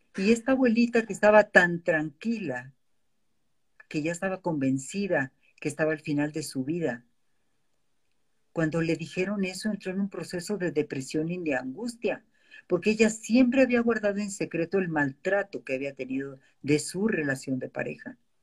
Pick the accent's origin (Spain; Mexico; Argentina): Mexico; como mexicanos